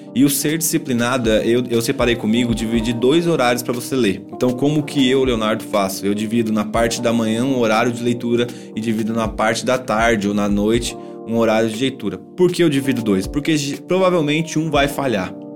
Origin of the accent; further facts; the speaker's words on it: Cambuí, Minas Gerais, Brazil; moved away as an adult; sou natural de Cambuí, uma cidade do sul de Minas